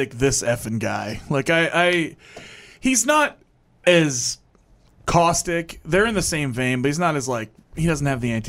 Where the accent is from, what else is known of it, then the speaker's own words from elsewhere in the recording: Hawaii, United States; born there; For those who don't know, I was born in Hawaii, which makes this shirt.